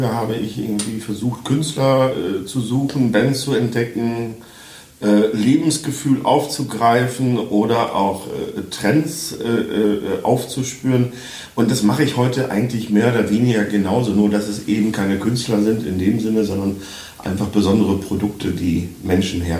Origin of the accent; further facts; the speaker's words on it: Münster, North Rhine-Westphalia, Germany; born there; ich komme ja gebürtig aus Westfalen, Münster in Westfalen.